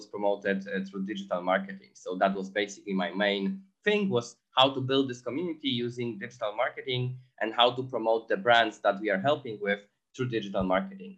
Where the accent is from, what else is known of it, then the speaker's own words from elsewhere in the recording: Poland; moved away as an adult; now in Berlin, Germany; Originally, I come from Poland, but 5 years ago, I decided to move to Berlin.